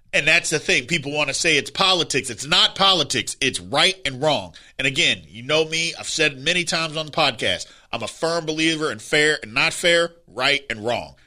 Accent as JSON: {"language": "English", "region": "Indiana", "country": "United States", "said": "I'm from Indiana"}